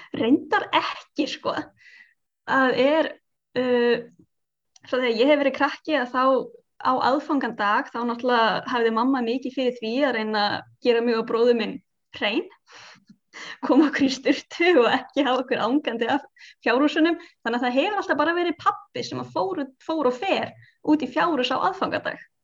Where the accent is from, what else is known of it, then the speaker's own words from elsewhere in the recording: Iceland; við erum á Íslandi og við erum Íslandingar með krakkana